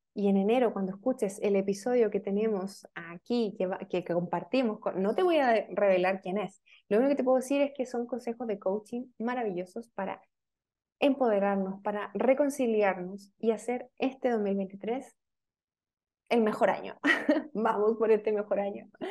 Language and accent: Spanish; Chile; yo soy chilena, estamos hablando acá en Chile